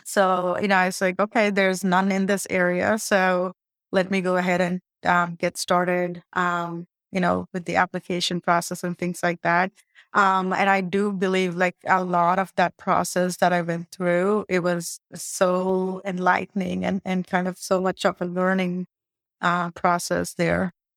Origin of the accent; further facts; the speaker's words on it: India; moved away; I'm from India